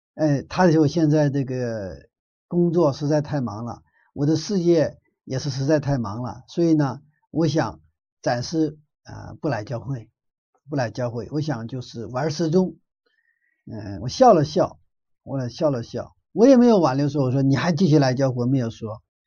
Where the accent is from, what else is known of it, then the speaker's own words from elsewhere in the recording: Northeast China, China; moved away; 我住在东北以前， 我小的时候在东北长大的